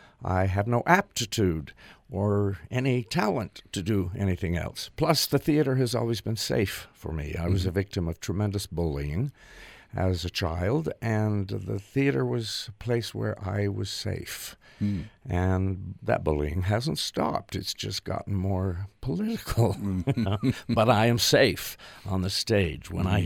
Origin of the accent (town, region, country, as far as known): River Heights, Utah, United States; born or raised there; also born or lived in New York City